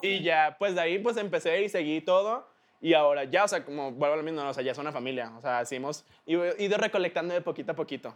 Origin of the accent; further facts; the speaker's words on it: Mexico; yo soy de aquí, soy de México, acá están todos mis tíos y mis primos